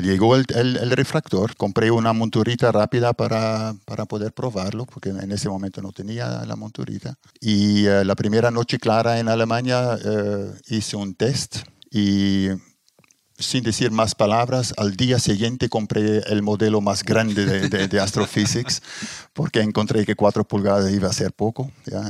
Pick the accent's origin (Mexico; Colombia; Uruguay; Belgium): Belgium; moved away as an adult; also born or lived in Brazil / Germany / Middle East; now in Chile; salí de Bélgica. Bélgica en ese momento muy poca posibilidad de, trabajar para mí o para gente con mi formación y emigré a Brasil